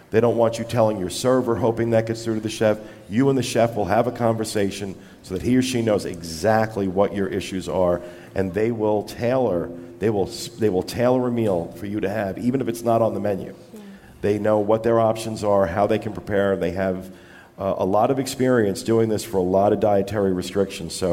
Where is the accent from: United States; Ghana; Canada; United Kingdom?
Canada; Halifax, Nova Scotia; I'm from Halifax.